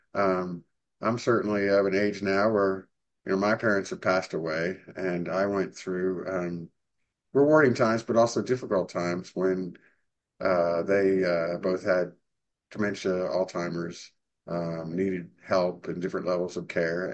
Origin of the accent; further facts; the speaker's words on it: Arlington, Virginia, United States; now in Dallas, United States; I'm from Arlington, Virginia, and we used to have, you know, winters about 16, 17 inches of average snow